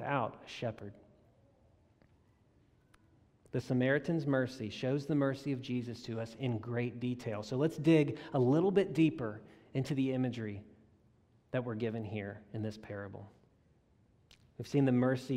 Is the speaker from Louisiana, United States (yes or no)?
yes; South Louisiana, United States; I grew up in South Louisiana